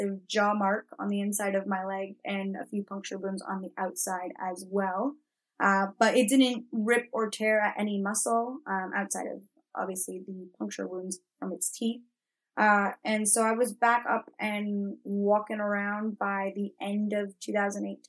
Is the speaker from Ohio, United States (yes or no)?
no; Florida, United States; also born or lived in Mexico; I grew up partly in Florida and we've got gators there